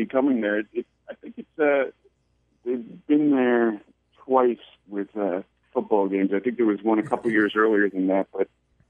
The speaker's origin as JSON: {"language": "English", "region": "New Jersey", "country": "United States", "said": "I'm Irish Italian from New Jersey, so of course Catholic."}